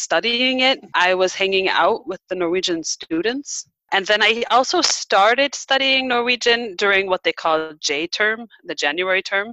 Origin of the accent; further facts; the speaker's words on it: Nebraska, United States; moved away as an adult; also born or lived in Norway; now in Sweden; I come from Nebraska